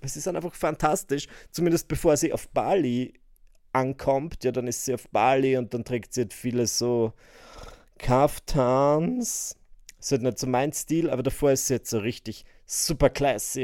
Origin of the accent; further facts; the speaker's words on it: Austria; bei uns in Österreich